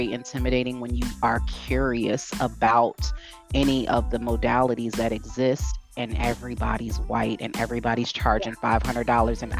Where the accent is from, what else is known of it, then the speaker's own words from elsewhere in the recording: Midwest, United States; also born or lived in East Coast, United States; now in West Coast, United States; I grew up in the Midwest. I have been on the East Coast for 20 years. Now I live on the West Coast